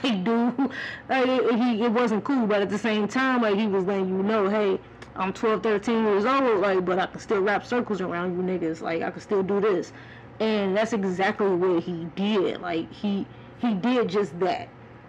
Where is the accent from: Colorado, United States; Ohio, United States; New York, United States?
Ohio, United States; Cleveland; born there; Even though I was born in Cleveland and I didn't stay there that long, man, I was repping 216